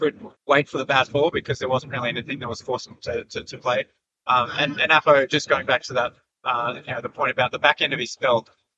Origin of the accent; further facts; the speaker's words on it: Canada; born there; I've never been, even though I was born in Canada